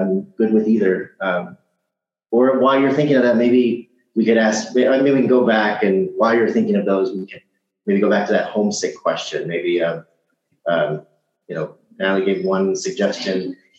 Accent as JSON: {"language": "English", "town": "Kansas City", "region": "Missouri", "country": "United States", "said": "And then to go back home to Kansas City, Missouri, which is maybe a couple hundred thousand people, this place is so quiet."}